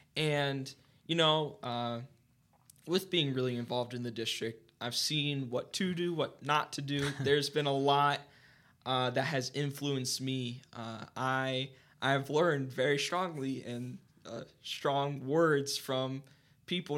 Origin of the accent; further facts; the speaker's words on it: Mount Vernon, Ohio, United States; I was born and raised in Mount Vernon my entire mm-hmm. life, Mount Vernon, Ohio.